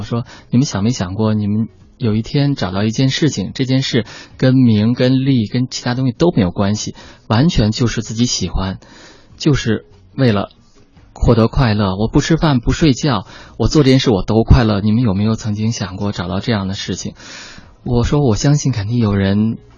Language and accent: Chinese; China; 我觉得中国的男性，因为我也是这样成长的